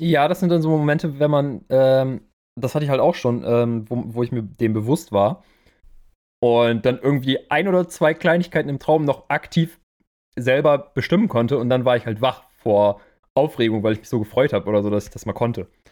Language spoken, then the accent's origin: German; Germany; hier bei uns in Deutschland